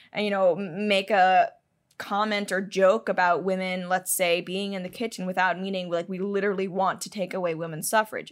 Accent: Hong Kong; moved away; I'm Chinese. I grew up in Hong Kong

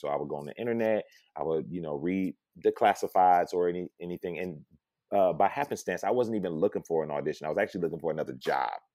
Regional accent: Detroit, Michigan, United States; born and raised in Detroit, Michigan

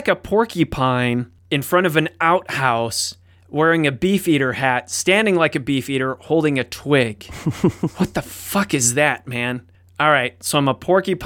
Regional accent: Cleveland, Ohio, United States; near Cleveland, born and raised, which is where I'm from.

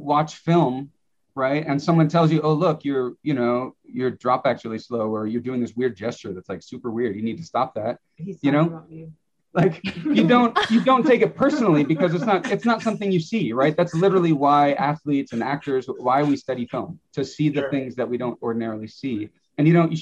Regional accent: Wisconsin, United States; I'm from Wisconsin. We're the dairy state

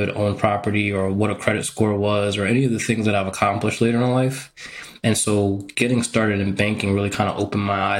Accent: New York, United States; moved away as an adult; also born or lived in Texas / Connecticut; I grew up in New York

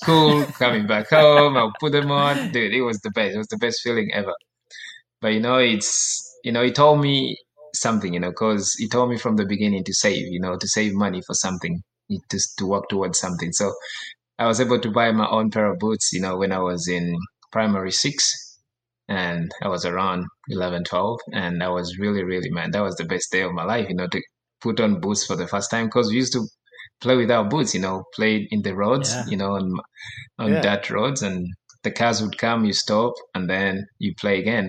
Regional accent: Uganda; now in United States; I was born and raised in Uganda

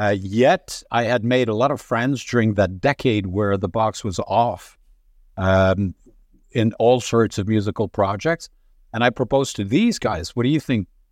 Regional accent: Montreal, Quebec, Canada; I was born in Montreal. Uh, upbringing, pretty normal, I guess, uh, except for the fact that my dad had the good idea to send us in a French lycée in Montreal

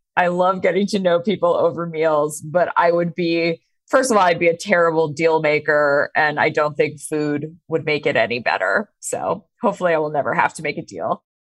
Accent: Maine, United States; I grew up in Maine

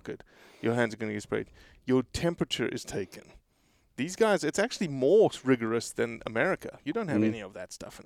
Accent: South Africa; I'm South African

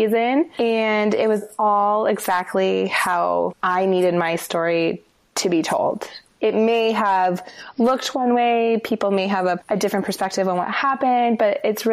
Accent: Denver, Colorado, United States; moved away as an adult; also born or lived in Los Angeles / Santa Monica; now in Seattle, United States; I grew up in Denver.

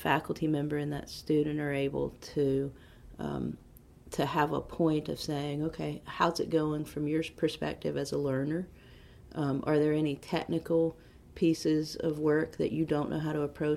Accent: Henderson, North Carolina, United States; I'm from Henderson, so in Vance County.

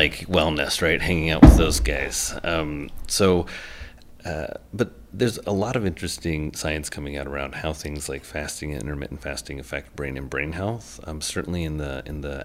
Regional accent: Indiana, United States; I'm from Indiana

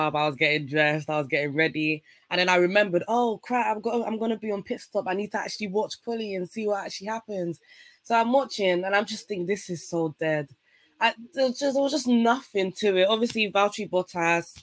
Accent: Nigeria; in my language, yeah, I'm Nigerian

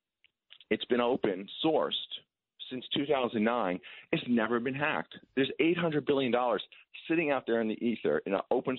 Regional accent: Long Island, New York, United States; I grew up on Long Island in the 70s.

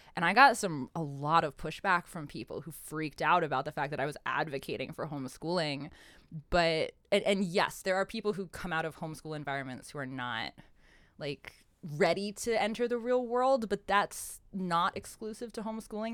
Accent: Pennsylvania, United States; I grew up in Pennsylvania

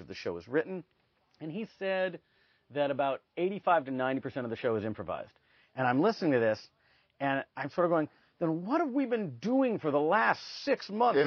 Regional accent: Cleveland, Ohio, United States; also born or lived in Tacoma, Washington; Then we moved to Cleveland. So I've grown up. I grew up in Cleveland

